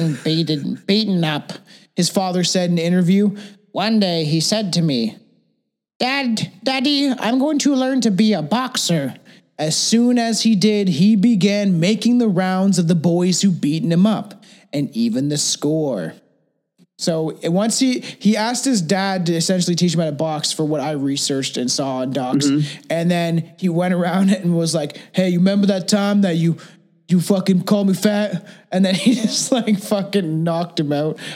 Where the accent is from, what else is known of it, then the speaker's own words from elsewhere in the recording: Canada; And I'm Canadian